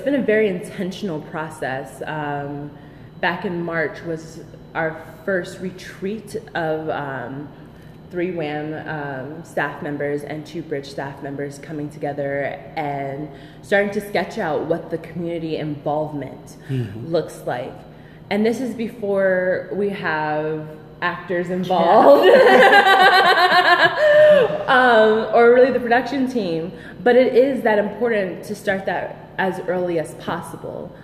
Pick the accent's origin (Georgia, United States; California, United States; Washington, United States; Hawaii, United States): Georgia, United States; Atlanta; I grew up in Atlanta